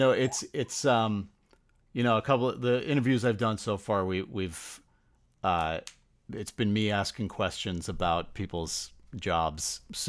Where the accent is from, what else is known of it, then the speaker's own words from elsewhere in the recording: Connecticut, United States; now in Boston, United States; I grew up in Connecticut.